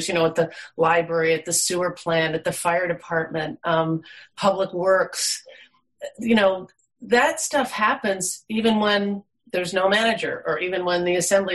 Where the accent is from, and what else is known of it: East Coast, United States; born or raised there; now in Alaska, United States